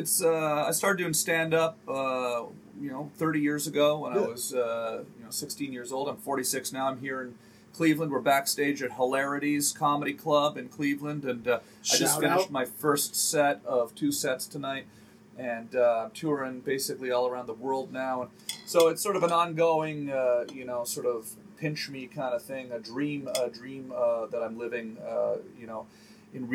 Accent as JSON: {"language": "English", "country": "Canada", "moved": "yes", "lives_now": "United States", "said": "I'm from French Canada. I'm not French Canadian"}